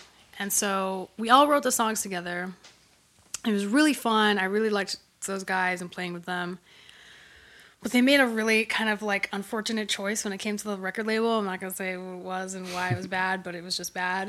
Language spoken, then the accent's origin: English; Hawaii, United States; moved away as an adult; also born or lived in New York; I grew up in Hawaii